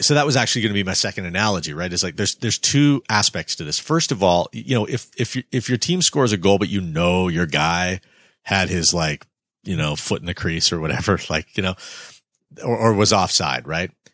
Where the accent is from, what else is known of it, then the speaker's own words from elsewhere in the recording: Canada; as a Canadian citizen